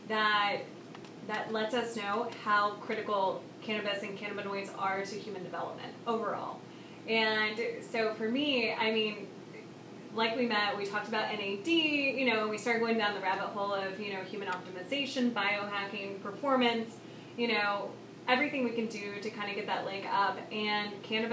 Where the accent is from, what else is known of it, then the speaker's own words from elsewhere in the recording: Oklahoma, United States; I grew up in Oklahoma